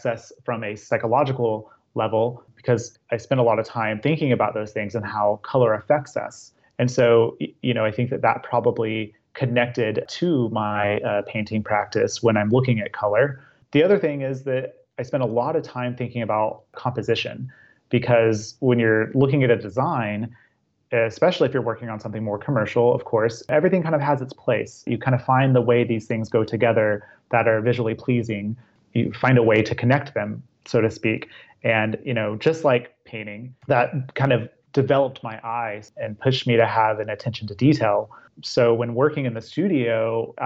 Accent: Altus, Oklahoma, United States; also born or lived in Charleston, South Carolina; My family relocated to a small town in Oklahoma, Altus, Oklahoma

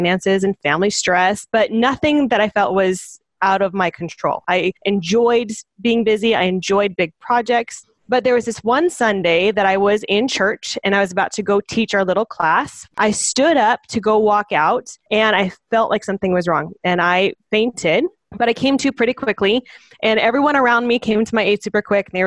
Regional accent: Phoenix, Arizona, United States; moved away as an adult; now in Thatcher, United States; I grew up in Phoenix

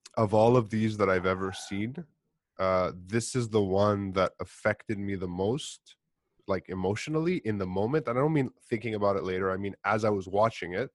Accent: Montreal, Quebec, Canada; I'm Greek. I grew up in Montreal

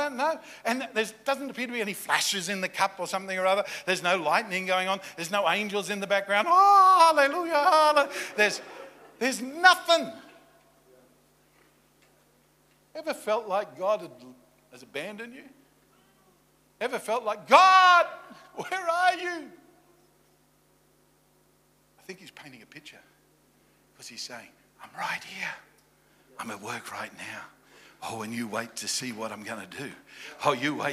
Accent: Australia; now in Virginia Beach, United States; I'm Australian

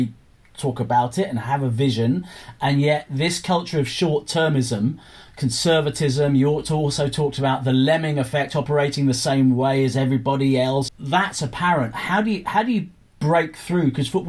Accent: England, United Kingdom; as an Englishman

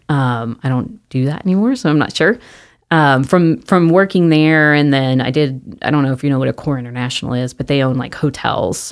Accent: Mesquite, Texas, United States; I grew up in Mesquite

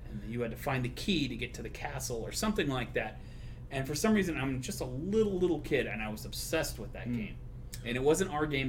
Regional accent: Torrance, California, United States; also born or lived in Texas; Torrance, California.

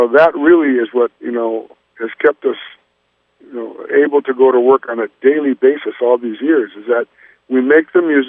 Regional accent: California, United States; And, well, you know, we come from the Bay Area.

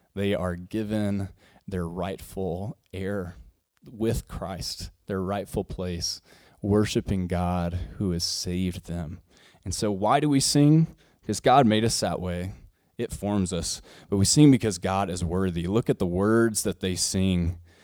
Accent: Arkansas, United States; I come from the Southern Baptist world and Southern, or, and, yeah, and Arkansas

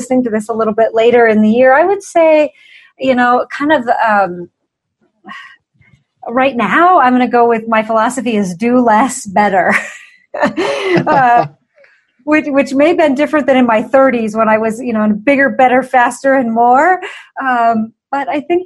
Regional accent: just south of Portland, Oregon, United States; moved away as an adult; now in Colorado, United States; I was born and raised just south of Portland, Oregon.

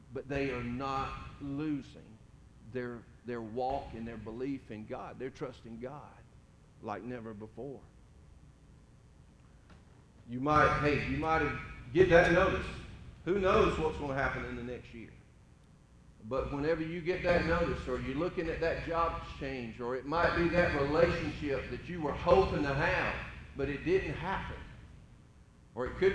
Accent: Middle Georgia, United States; I grew up in Middle Georgia, farming country, pretty much flat land

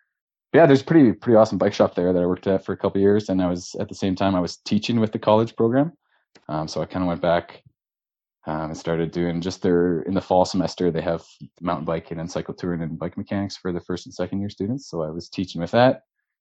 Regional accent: London, Ontario, Canada; moved away; also born or lived in Ottawa / Jasper; Well, I'm originally from London, Ontario. So I was born there. I'm 31 years old. Went to school in Ottawa.

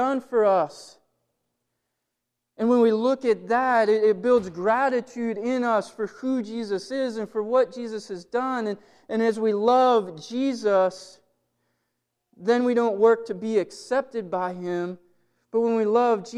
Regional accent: Blair County, Pennsylvania, United States; now in Johnstown, United States; I didn't grow up in Johnstown. I grew up in Blair County

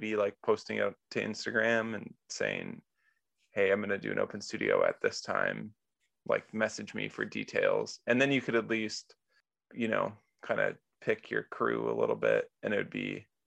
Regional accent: North Dakota, United States; I'm from North Dakota

